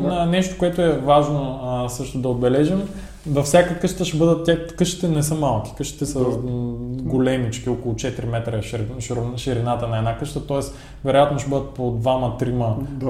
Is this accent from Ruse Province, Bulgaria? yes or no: yes; Ruse, Ruse Province, Bulgaria; ние като българи, като русенци